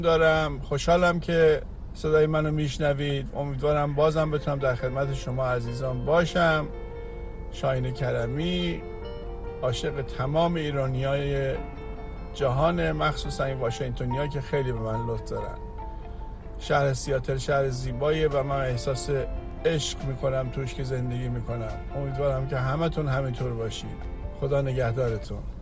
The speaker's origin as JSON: {"language": "Persian", "town": "Sirjan", "region": "Kerman Province", "country": "Iran", "tie": "born or raised there", "moved": "yes", "lives_now": "Seattle, United States", "said": "من در سن نه سالگی در شهر خودم سیرجان اولین زندانی کودک"}